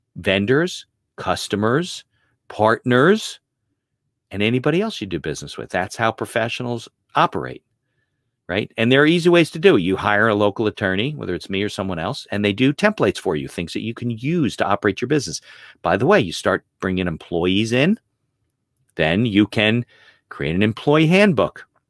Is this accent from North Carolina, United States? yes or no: no; Caldwell, New Jersey, United States; I grew up in, uh, northern New Jersey, uh, in Essex County. I lived in Caldwell